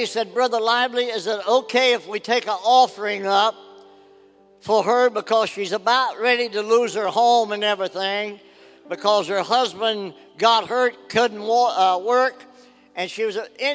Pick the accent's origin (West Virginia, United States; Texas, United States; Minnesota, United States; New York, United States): West Virginia, United States; now in Ohio, United States; my hometown where I was raised in West Virginia